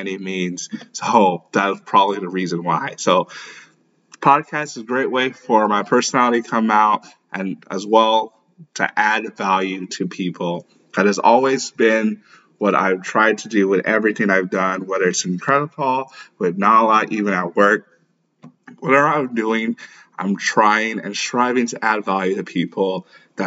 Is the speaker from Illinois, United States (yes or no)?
no; St. Louis, Missouri, United States; also born or lived in Lagos, Nigeria; I was born in Lagos. I grew up in St. Louis, Missouri